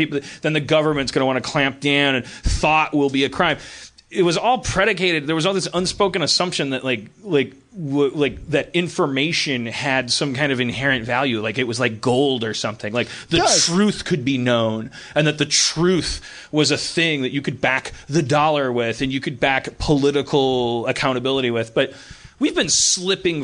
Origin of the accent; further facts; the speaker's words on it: Milwaukee, Wisconsin, United States; growing up in Milwaukee